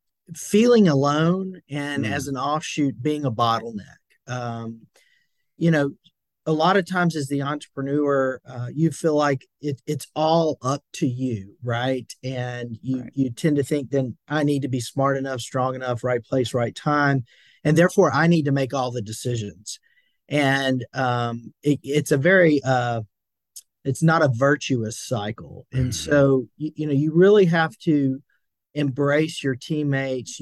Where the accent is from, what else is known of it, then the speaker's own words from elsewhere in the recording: Franklin, Tennessee, United States; now in Nashville, United States; I'm from a town just south of Nashville, Franklin, Tennessee